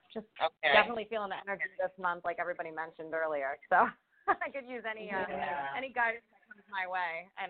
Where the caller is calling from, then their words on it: Rhode Island, United States; I'm calling from Rhode Island.